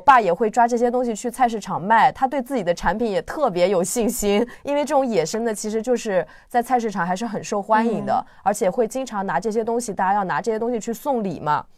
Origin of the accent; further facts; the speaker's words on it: Zhejiang, China; 我自己作为一个浙江人